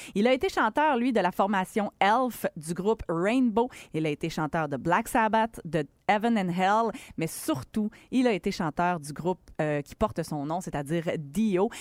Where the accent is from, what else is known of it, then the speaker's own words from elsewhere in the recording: Quebec City, Quebec, Canada; chez nous au Colisée de Québec